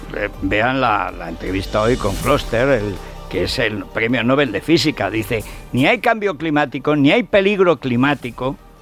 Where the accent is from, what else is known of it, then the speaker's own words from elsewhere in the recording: Teruel, Aragon, Spain; soy de Teruel, que he visto nevadas de dos metros